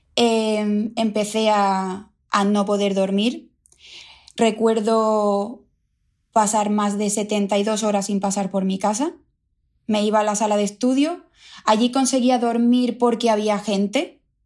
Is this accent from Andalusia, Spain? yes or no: yes; El Puerto de Santa María, Andalusia, Spain; moved away as an adult; now in London, United Kingdom; Yo, yo vengo de una ciudad de Cádiz, del puerto de Santa María. Allí vivía con mis padres